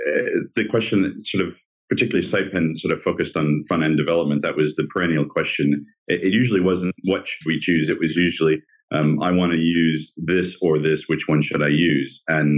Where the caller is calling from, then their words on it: Australia; I'm coming from Australia in the morning